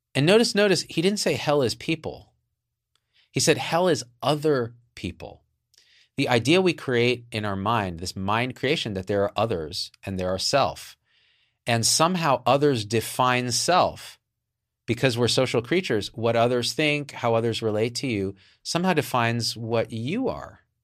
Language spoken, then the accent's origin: English; New Jersey, United States; I'm from New Jersey, too. Like, that shit, it's like in the blood